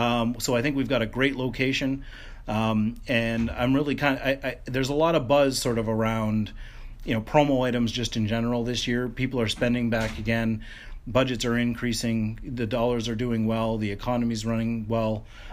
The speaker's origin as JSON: {"language": "English", "country": "Canada", "said": "the fact that we're Canadian and we're headquartered here"}